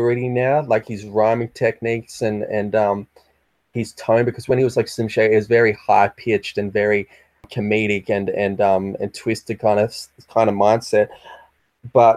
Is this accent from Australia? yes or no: yes; Australia